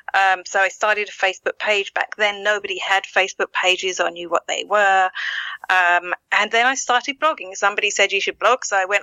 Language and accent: English; East of England, United Kingdom; accent: Essex; now in Ireland; No, I'm originally from Essex in England. I'm in Ireland 21 years.